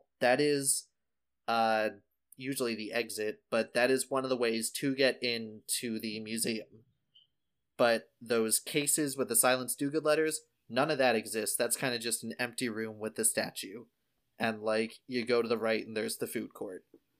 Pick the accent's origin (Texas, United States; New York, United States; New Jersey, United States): New Jersey, United States; right outside of Philadelphia; I grew up in New Jersey, right outside of Philadelphia.